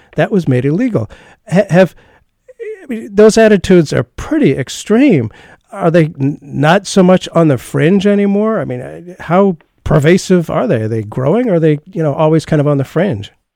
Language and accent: English; United States; I'm an American, we're both Jewish